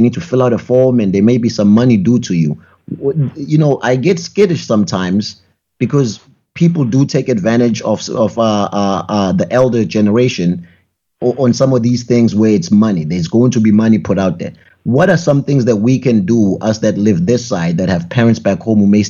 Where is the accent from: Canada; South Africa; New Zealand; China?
South Africa; now in New Hampshire, United States; I'm from South Africa